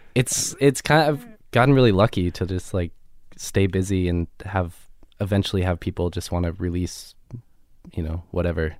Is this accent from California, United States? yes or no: yes; Laguna Beach, California, United States; also born or lived in Los Angeles; I was born in L A here, um, but then moved to Laguna Beach when I was, like, nine or so